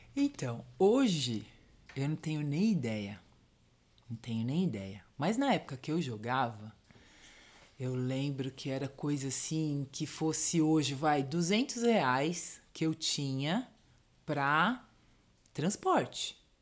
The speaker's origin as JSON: {"language": "Portuguese", "region": "São Paulo", "country": "Brazil", "tie": "born or raised there", "also_born_or_lived": "Diadema", "said": "Eu sou do Ipiranga"}